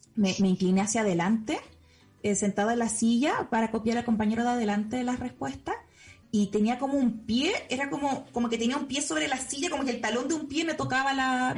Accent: Chile; yo nací en Chile

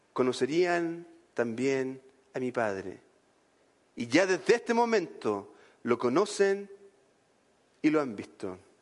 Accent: Chile; en Chile diríamos bacán

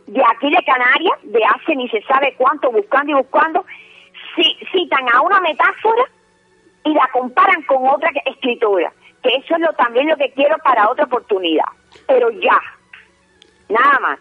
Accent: Cuba; yo que soy cubana y que he estudiado las letras hispanoamericanas

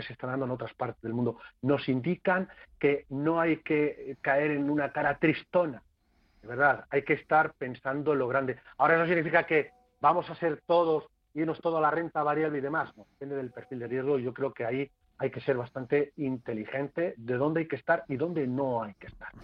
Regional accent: Castilla-La Mancha, Spain; no soy gallego, ya saben ustedes que soy castellano manchego.

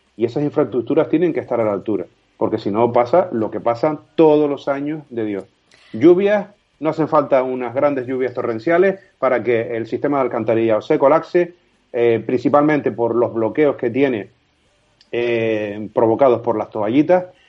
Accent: Canary Islands, Spain; Yo soy un ciudadano, un canario más

